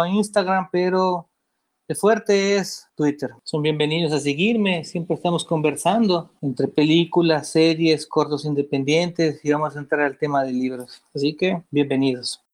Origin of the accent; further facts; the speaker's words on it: Ecuador; Yo llevo la comunidad de zombies aquí en mi país, que es Ecuador.